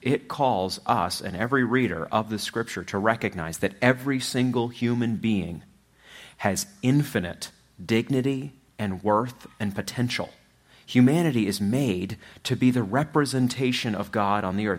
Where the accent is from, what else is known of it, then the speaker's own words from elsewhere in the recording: Machias, Maine, United States; also born or lived in Louisville, Kentucky; now in Platte County, Missouri, United States; I'm from Machias